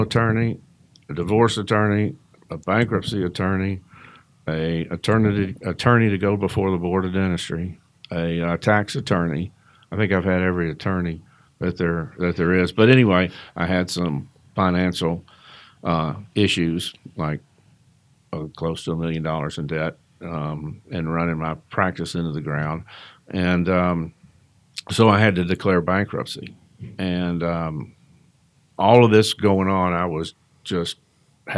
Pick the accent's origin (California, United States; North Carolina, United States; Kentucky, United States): Kentucky, United States; moved away as an adult; now in Georgia, United States; I'm came from Kentucky, so I'm not originally from here